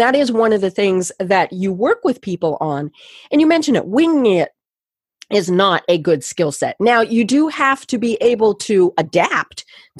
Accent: Colorado, United States; moved away; also born or lived in the South (US); I'm from Colorado, and so I do speak fairly quickly, fast, whatever we want to call it. And, you know, I get down here to the South.

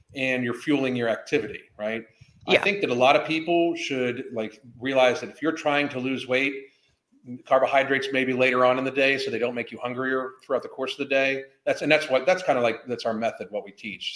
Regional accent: Pittsburgh, Pennsylvania, United States; now in Florida, United States; I grew up in Pittsburgh

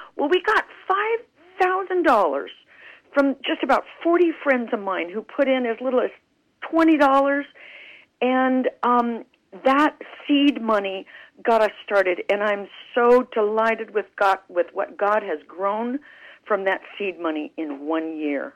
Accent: Clovis, New Mexico, United States; moved away; I grew up in Clovis, New Mexico

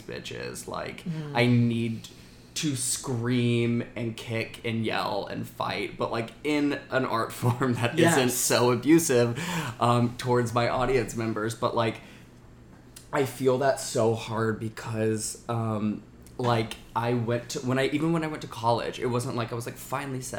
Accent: Alabama, United States; I grew up in Alabama

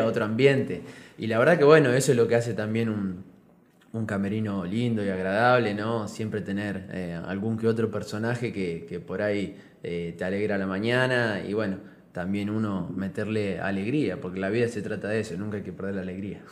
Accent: Argentina; moved away as an adult; now in San Cristóbal, Venezuela

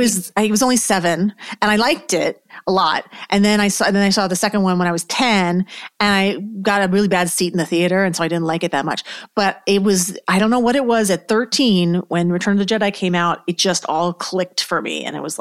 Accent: New York, United States; And I'm from New York originally, so I think that has a lot to do with it.

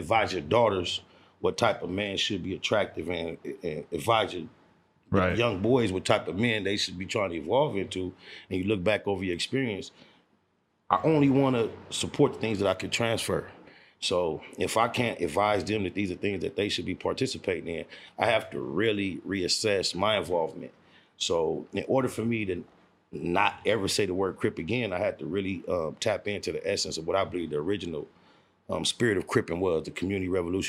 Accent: Compton, California, United States; also born or lived in Watts, Los Angeles; I'm actually from Compton, California, as far as my birth certificate is concerned. Born in the town of Compton. So I've been an actual resident of Compton all my life.

